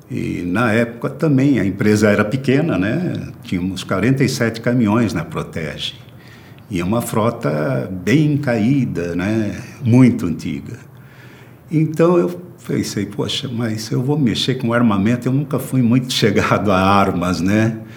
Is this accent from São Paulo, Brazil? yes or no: yes; Jundiaí, São Paulo, Brazil; now in São Paulo, Brazil; sou natural de Jundiaí, São Paulo. Vim para São Paulo com 17 anos para estudar e trabalhar, né?